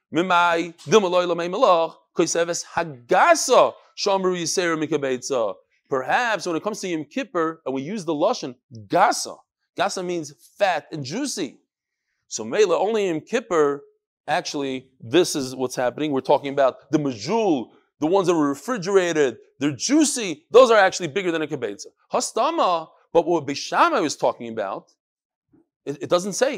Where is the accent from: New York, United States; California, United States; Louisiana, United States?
New York, United States; moved away; also born or lived in Chicago / Far Rockaway / Borough Park / Flatbush; I'm from New York